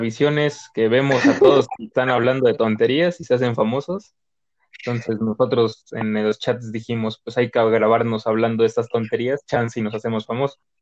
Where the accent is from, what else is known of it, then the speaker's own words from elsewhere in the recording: Mexico; yo como buen mexicano